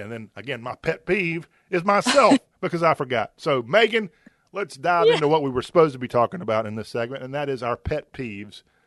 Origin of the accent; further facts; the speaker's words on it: the South, United States; accent: Southern; I like my Southern accent